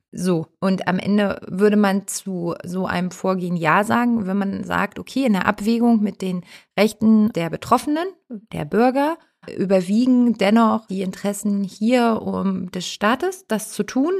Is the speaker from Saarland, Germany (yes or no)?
no; Hamburg, Germany; ich bin ja Hamburger